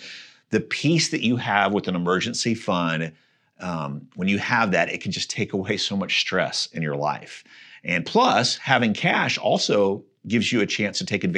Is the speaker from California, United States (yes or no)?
no; Missouri, United States; So I grew up just outside of Kansas City, close to where the Oregon Trail got started.